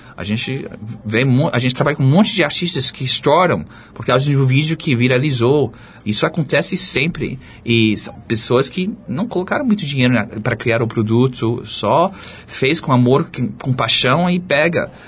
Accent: United States; Portuguese is a second language; moved away as an adult; also born or lived in France / Charlottesville, Virginia; now in Brazil; eu cresci nos Estados Unidos

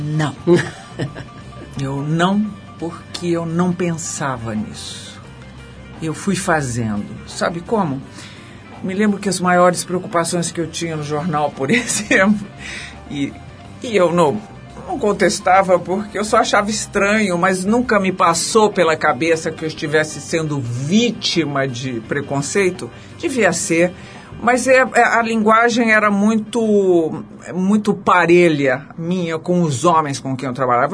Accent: Brazil; now in São Paulo, Brazil; eu que sou caipira do interior

